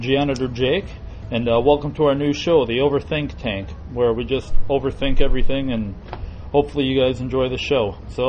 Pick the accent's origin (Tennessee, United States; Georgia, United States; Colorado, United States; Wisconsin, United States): Wisconsin, United States; we're from Wisconsin.